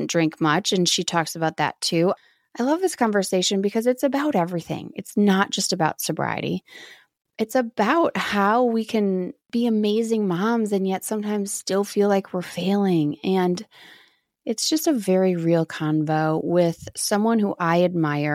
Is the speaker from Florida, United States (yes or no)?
no; Wisconsin, United States; when I was in the middle of nowhere, Wisconsin